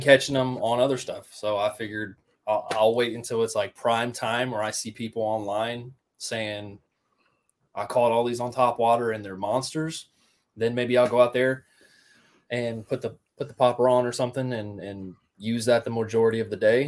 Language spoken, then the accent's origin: English; Riverside, Ohio, United States; I grew up in Riverside, Ohio